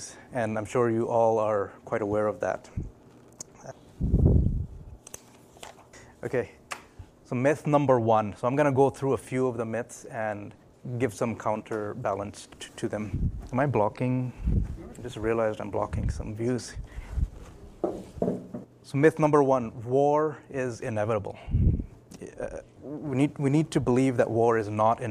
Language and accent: English; Vancouver, British Columbia, Canada; also born or lived in Newcastle, England / Pakistan (parents); I was born in England, Newcastle, so I'm a Geordie. I was 4 years old when we moved to Vancouver, and I've been here since